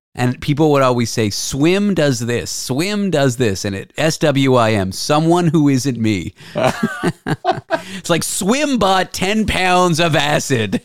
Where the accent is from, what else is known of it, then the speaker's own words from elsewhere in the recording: Toronto, Ontario, Canada; Growing up in Toronto